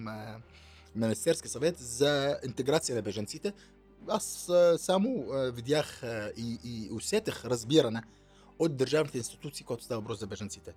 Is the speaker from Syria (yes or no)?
yes; southern Syria, Syria; Bulgarian is a second language; moved away as an adult; also born or lived in Damascus, Syria; now in Bulgaria; роден съм в Сирия, в Южна Сирия, е, 73-та завършил там и гимназия